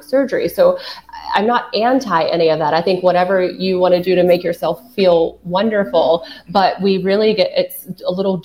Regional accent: the Carolinas, United States; I'm from the Carolinas

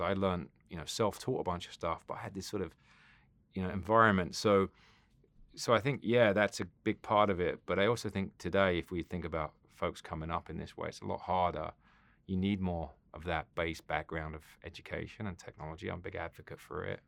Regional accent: South West England, United Kingdom; moved away; I grew up in England. Um, Southwest England

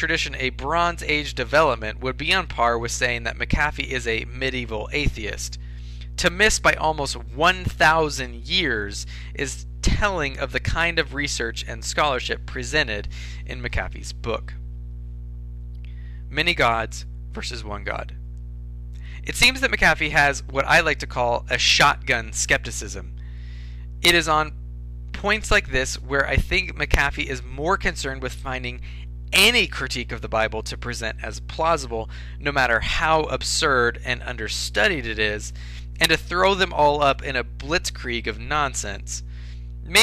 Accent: United States; As modern English-speaking Americans

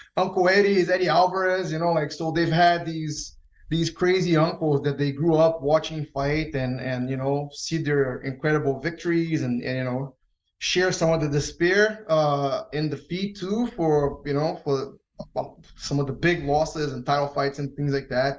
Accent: Rio de Janeiro, Brazil; also born or lived in New York, United States; now in United States; I grew up in Brazil. I grew up in Rio.

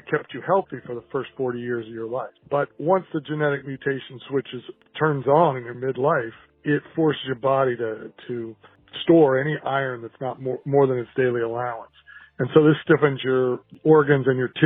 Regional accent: Portland, Oregon, United States; I'm from Portland, Oregon

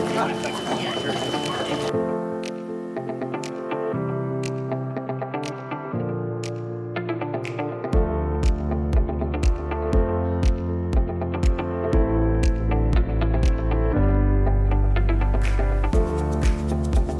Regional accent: Cape Coral, Florida, United States; Welcome to Cape Coral. This is my hometown

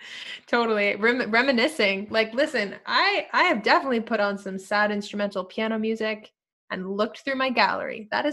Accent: Mexico; moved away; Because I came from Mexico, okay? I came from Mexico, and in Mexico, every time you enter and exit a room, you're hugging and kissing people

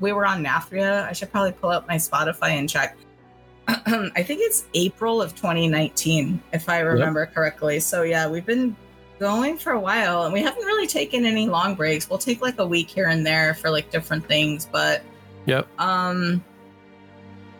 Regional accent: San Diego, California, United States; moved away as an adult; now in Chicago, United States; I grew up in San Diego

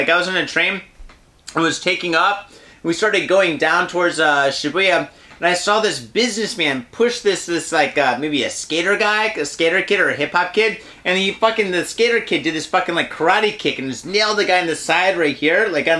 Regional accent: Detroit, Michigan, United States; also born or lived in San Francisco; now in Japan; I did grow up in Detroit

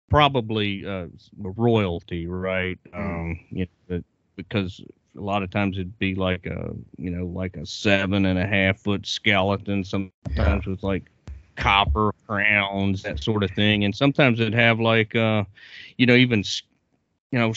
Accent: Virginia, United States; my home state of Virginia

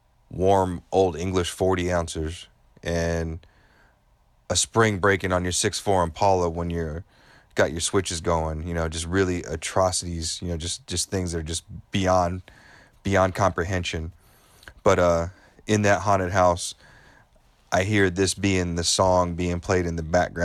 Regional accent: West Coast, United States; growing up on the West Coast

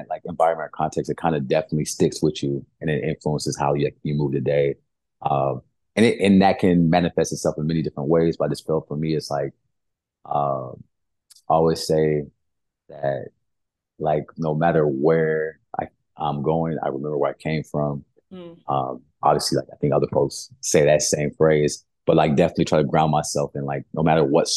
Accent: Brawley, California, United States; moved away as an adult; also born or lived in Santa Cruz, California / San Jose, California; now in Miami, United States; I'm originally from California. So born and raised West Coast, Best Coast

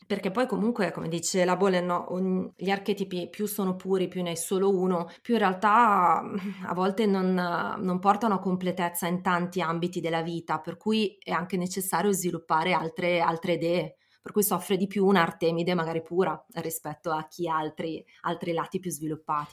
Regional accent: Milan, Lombardy, Italy; milanese doc, ho entrambi i genitori di Milano

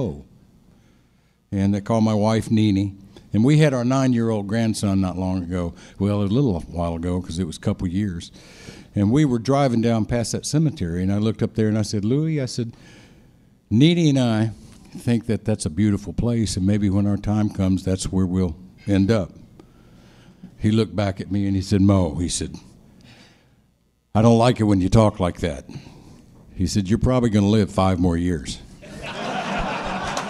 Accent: Memphis, Tennessee, United States; also born or lived in Detroit, Michigan; when I was 4 years old, moved to the big city of Memphis, Tennessee

